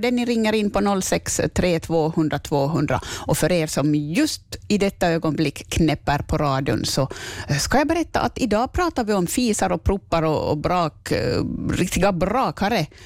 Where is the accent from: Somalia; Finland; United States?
Finland; Nykarleby, Ostrobothnia; Jag är från Nykabi.